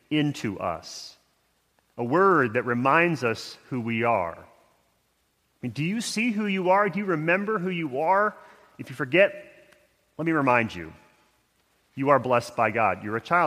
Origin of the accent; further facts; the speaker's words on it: Houston, Texas, United States; moved away; my hometown of Houston, where I spent 22 years of my life